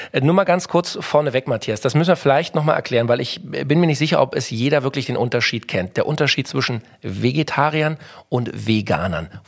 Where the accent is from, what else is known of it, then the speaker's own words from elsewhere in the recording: Berlin, Germany; Ja, oder als Berliner muss ich ja sagen, äh, äh super Dufte, dass du da bist.